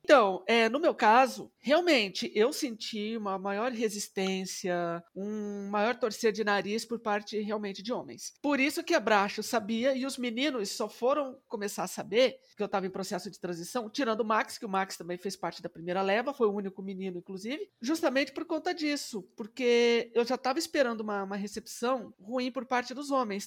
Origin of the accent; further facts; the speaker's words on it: Presidente Epitácio, São Paulo, Brazil; lá na minha cidade, que eu sou de presidente